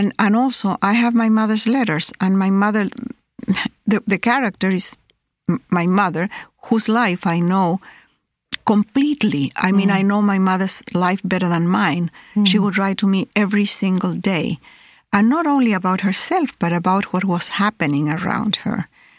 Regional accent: Chile; also born or lived in Peru; I have been displaced all my life. I was born in Peru, then I was 3 years old when we moved to Chile.

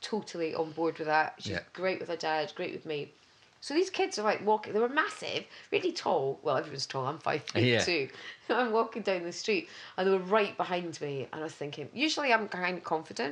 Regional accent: Scotland, United Kingdom; I'm Scottish

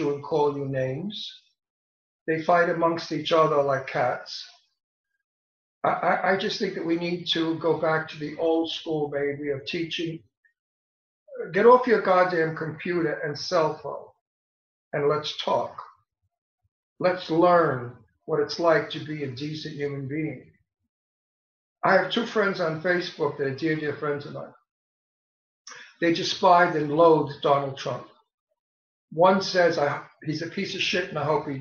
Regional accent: New York City, New York, United States; also born or lived in Italy; I was born in Brooklyn in the projects with poor people. Half of the projects was black

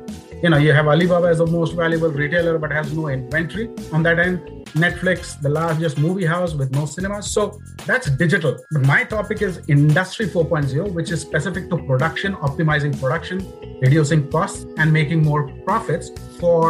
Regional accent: India; moved away as an adult; also born or lived in United Kingdom; now in Warwick, United Kingdom; India, in my hometown.

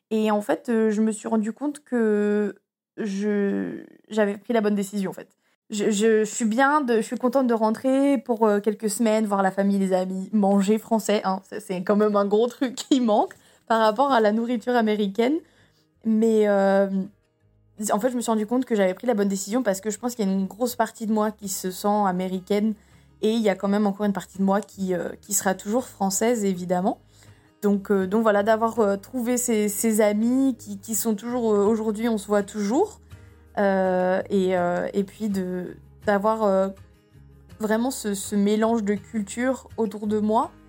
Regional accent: France; now in Petaluma, United States; J'avais une au pair française, Paris, qui, habite, qui venait d'à peu près vers chez moi en Franc

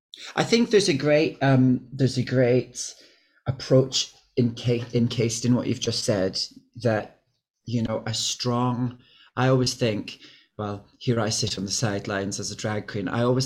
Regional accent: Glasgow, Scotland, United Kingdom; now in London, United Kingdom; I'm from Glasgow

